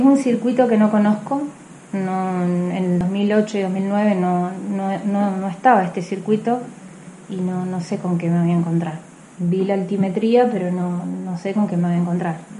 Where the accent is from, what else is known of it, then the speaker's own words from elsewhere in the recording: General Alvear, Mendoza, Argentina; now in General Roca, Argentina; Soy de General Alvear, nací en General Alvear Mendoza, eh, vivo en General, en General Roca Río Negro